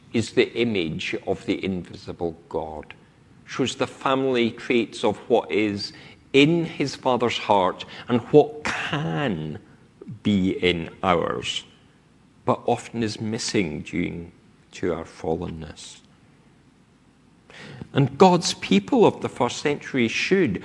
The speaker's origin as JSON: {"language": "English", "region": "Scotland", "country": "United Kingdom", "tie": "born or raised there", "moved": "yes", "lives_now": "England, United Kingdom", "said": "I speak with my accent because of where I grew up. That I have lived south of the Scottish border for more than half my life has not completely taken away this voice"}